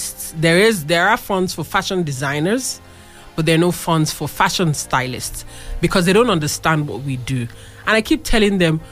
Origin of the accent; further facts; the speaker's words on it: Abeokuta, Ogun State, Nigeria; we are from Abeokuta